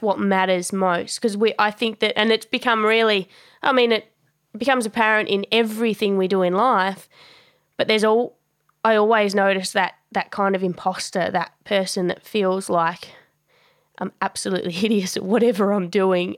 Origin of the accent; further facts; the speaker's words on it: Tasmania, Australia; moved away as an adult; also born or lived in Melbourne; I grew up in Tassie. It's a it's a small small state off the bottom of Australia